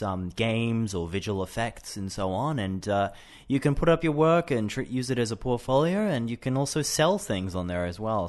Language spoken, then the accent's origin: English; Brisbane, Queensland, Australia; I am 28 and I am from Australia, Brisbane.